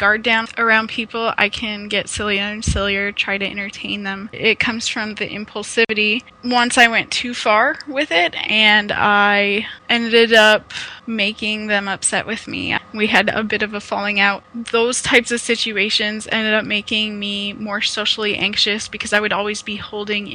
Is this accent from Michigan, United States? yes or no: no; Omaha, Nebraska, United States; now in Ontario, Canada; I'm originally from Omaha, Nebraska in the United States, but now I am in Ontario, Canada